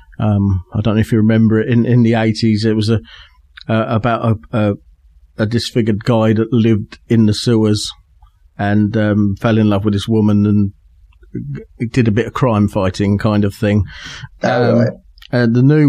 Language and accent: English; England, United Kingdom; being English